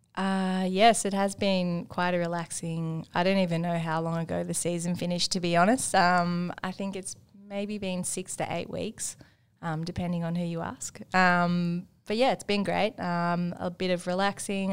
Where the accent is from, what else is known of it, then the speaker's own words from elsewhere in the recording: Markwood, Victoria, Australia; I'm actually from a town in between Wangaratta and Myrtleford called Markwood, um, which is so small. Um, it has a tennis court that's overgrown. It used to have a primary school that's now shut down, um, which I went to.